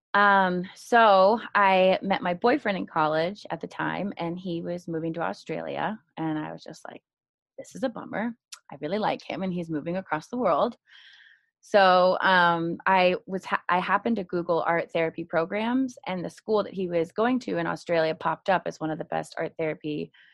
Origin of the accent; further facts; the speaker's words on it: Marin County, California, United States; I'm originally from Marin County, California, and I went uh, all all through school there. So, elementary, middle, and even college